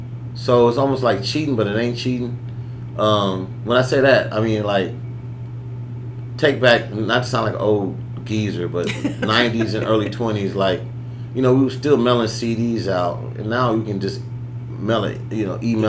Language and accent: English; Compton, California, United States; I'm from Compton. I'm from the West Coast